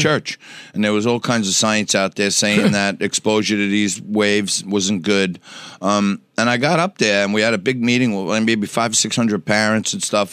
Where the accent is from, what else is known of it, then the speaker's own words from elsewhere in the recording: New York City, New York, United States; also born or lived in Staten Island; I grew up in Knickerbocker Village on the Lower East Side.